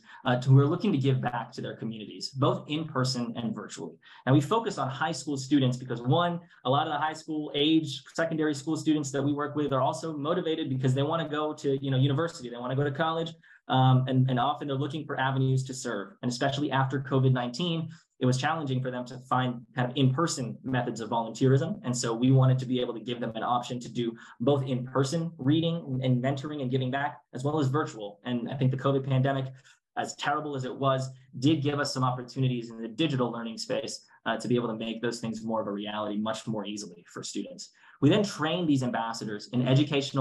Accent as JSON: {"language": "English", "town": "Duluth", "region": "Georgia", "country": "United States", "tie": "born or raised there", "said": "I grew up in Duluth, Georgia, which is, you know, now where I live. And it's a suburb of Atlanta, Georgia"}